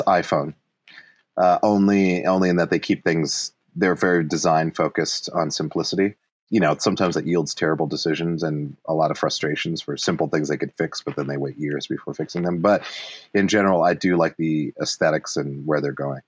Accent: Montana, United States; moved away; also born or lived in Brooklyn / Los Angeles; Montana is super dope because it's it's very very open for possibilities like even in my hometown

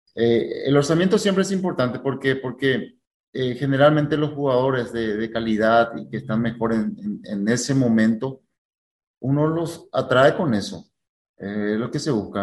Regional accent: Paraguay; now in Brazil

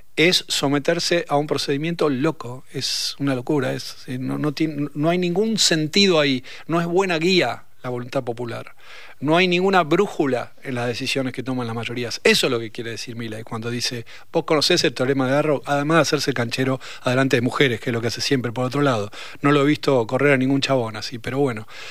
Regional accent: Argentina; Estoy bastante cómodo siendo argentino

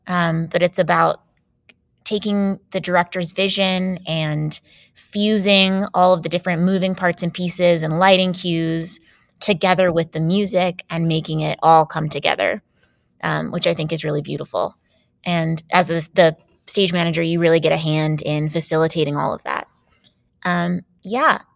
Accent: Jacksonville, Florida, United States; moved away as an adult; I grew up in Jacksonville, Florida

